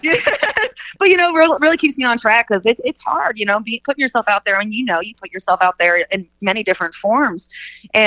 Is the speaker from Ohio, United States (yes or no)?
no; Oak Grove, Missouri, United States; also born or lived in Kansas City, Missouri; I'm from Oak Grove, Missouri. Small town, about 20 minutes east of KC. But so I'm a KC homegrown girl.